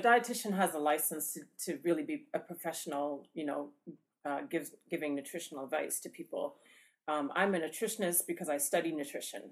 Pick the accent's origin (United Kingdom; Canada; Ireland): Canada; Canadian Prairies; also born or lived in Ghana / Atlanta, Georgia; now in Indiana, United States; the plains is where I'm from in Canada, so it's you know all the farmland